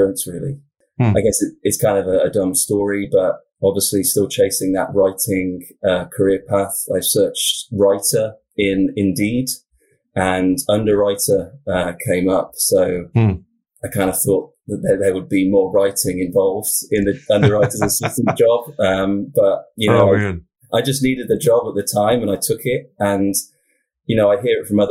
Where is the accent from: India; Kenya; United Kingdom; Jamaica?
United Kingdom; Wiltshire, South West England; now in Oregon, United States; I'm from the UK originally. So I'm from Southwest England, kind of the county is called Wiltshire